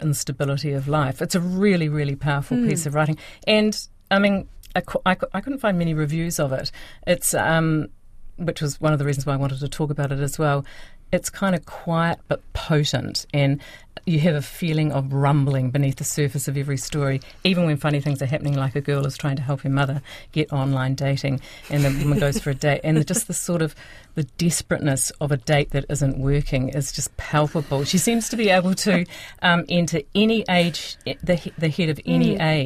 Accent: Christchurch, Canterbury, New Zealand; it's set in Christchurch, which is my hometown

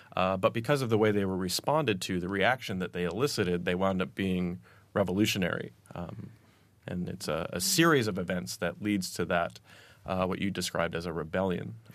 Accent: United States; accent: American; I'm American

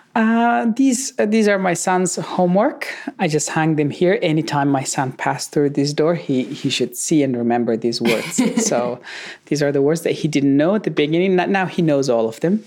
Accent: Afghanistan; moved away as an adult; now in Melbourne, Australia; I was born in Afghanistan, I was raised in Afghanistan, and uh, my whole life

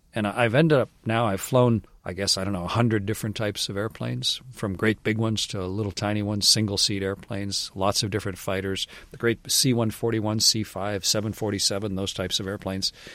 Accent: Canada; I was Canadian

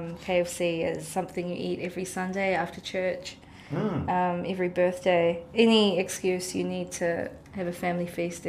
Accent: Oman; born there; And I was born in Oman.

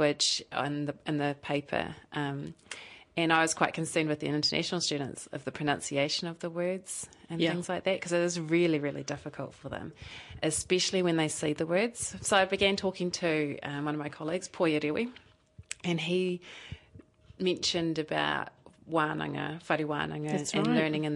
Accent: Invercargill, Southland, New Zealand; now in Dunedin, New Zealand; I actually grew up in Invercargill, so I'm born and bred Southlander

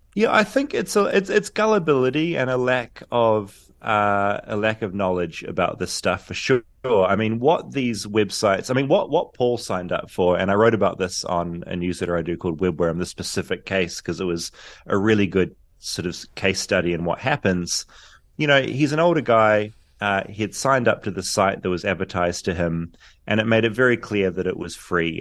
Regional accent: New Zealand; now in Los Angeles, United States; a forty-year-old Kiwi

